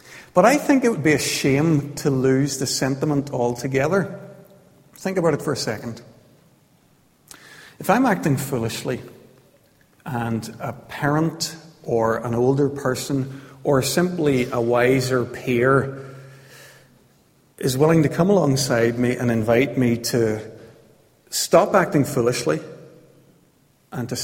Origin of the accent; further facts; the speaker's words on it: County Armagh, Northern Ireland, United Kingdom; I was growing up in County Armagh in the 1970s.